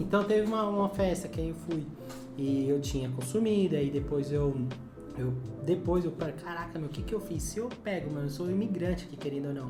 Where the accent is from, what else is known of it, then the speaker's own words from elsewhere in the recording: Brazil; a gente nasceu no Brasil